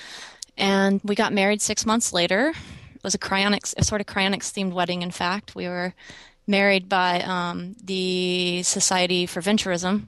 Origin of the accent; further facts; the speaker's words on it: East Texas, United States; moved away as an adult; also born or lived in Dallas, Texas / Arizona; now in Portland, United States; I was born and raised in East Texas